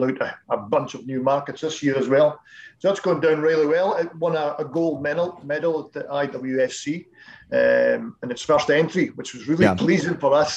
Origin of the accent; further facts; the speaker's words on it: Keith, Scotland, United Kingdom; came down to Keith in my hometown